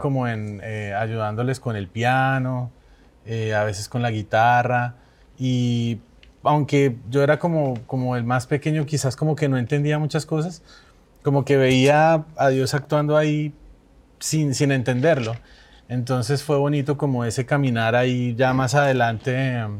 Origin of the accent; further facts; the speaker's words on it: Bogotá, Colombia; also born or lived in Mérida, Venezuela; más colombiano y Bogotá